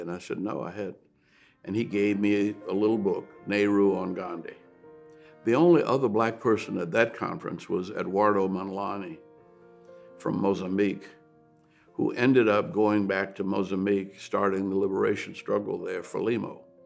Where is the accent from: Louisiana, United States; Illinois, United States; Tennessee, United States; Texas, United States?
Louisiana, United States; New Orleans; I grew up in New Orleans